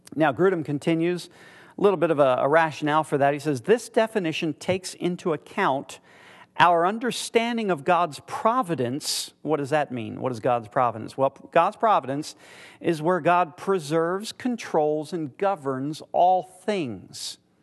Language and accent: English; United States; I'm from America